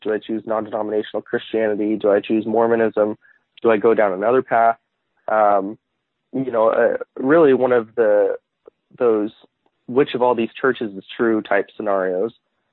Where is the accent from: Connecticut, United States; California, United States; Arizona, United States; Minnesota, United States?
Arizona, United States; also born or lived in Utah; I was born in Utah, but moved to Arizona when I was around one